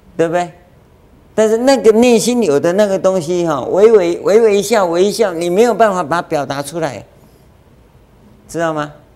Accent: Yilan County, Taiwan; 同样讲台语呀，我们是宜兰人

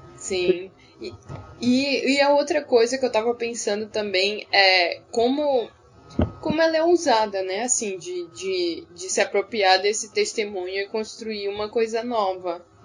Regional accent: Northeast Region, Brazil; eu que, que sou do Nordeste

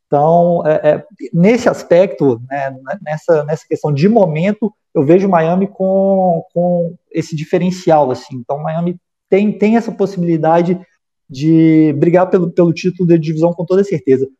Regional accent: Minas Gerais, Brazil; Eu sou mineiro

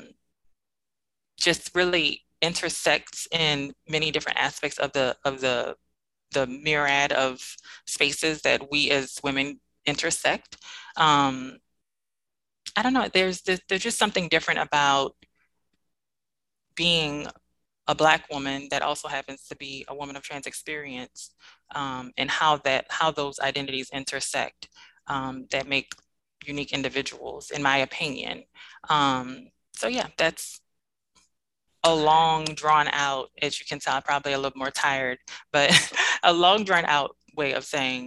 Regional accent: New Orleans, Louisiana, United States; now in Dallas, United States; I am originally from New Orleans, Louisiana, born and raised.

